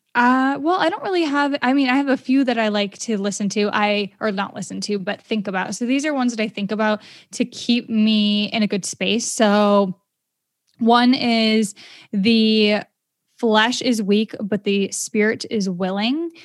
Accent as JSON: {"language": "English", "region": "Maine", "country": "United States", "said": "I'm from Maine"}